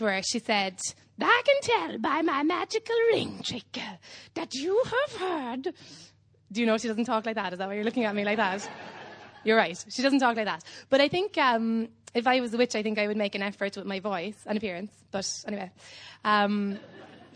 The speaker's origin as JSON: {"language": "English", "town": "Cobh", "region": "Munster", "country": "Ireland", "said": "I'm from Cove in Ireland. It's an island on the south coast of Ireland."}